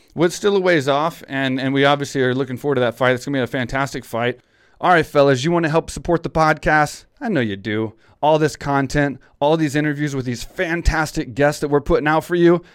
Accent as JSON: {"language": "English", "region": "Texas", "country": "United States", "tie": "born or raised there", "said": "I grew up in Texas"}